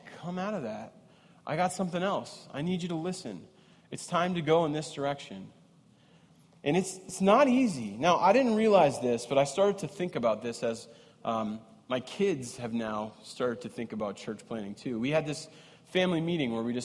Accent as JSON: {"language": "English", "region": "East Coast", "country": "United States", "tie": "born or raised there", "moved": "yes", "lives_now": "Minnesota, United States", "said": "I'm from the East Coast. I grew up on the East Coast."}